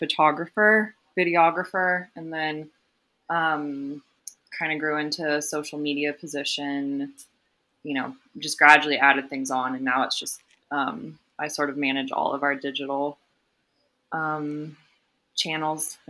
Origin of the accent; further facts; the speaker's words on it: Houston, Texas, United States; moved away as an adult; also born or lived in Washington, D.C. / Colorado; I grew up in Houston, Texas. Lived there until high school graduation